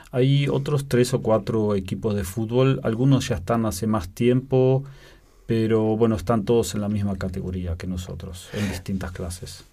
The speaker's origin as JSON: {"language": "Spanish", "town": "Belén de Escobar", "region": "Buenos Aires Province", "country": "Argentina", "tie": "born or raised there", "also_born_or_lived": "Lienz, Austria", "moved": "as an adult", "lives_now": "Vienna, Austria", "said": "Nos criamos en Argentina, en un pueblo que se llama Belén de Escobar"}